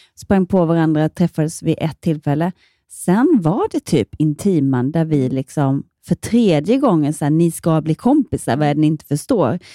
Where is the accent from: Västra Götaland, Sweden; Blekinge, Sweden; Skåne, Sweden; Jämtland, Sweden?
Blekinge, Sweden; Ronneby; also born or lived in Malmö; now in Gothenburg, Sweden; hemma i Ronneby så gjorde jag alla, jag var med på alla så här nyårsrevyer